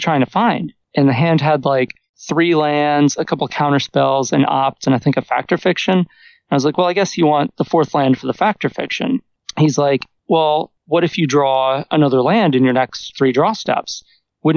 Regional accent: Southeast, United States; also born or lived in Nashville, Tennessee; now in Yonkers, United States; someone like me who is a teenager without connections growing up in the Southeast

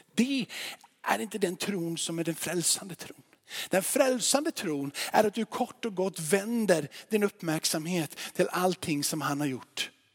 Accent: Sweden; vi svenskar

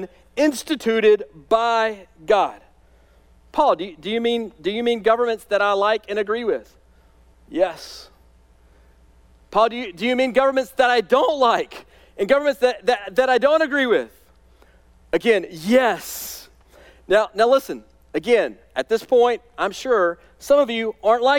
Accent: United States; as American Christians

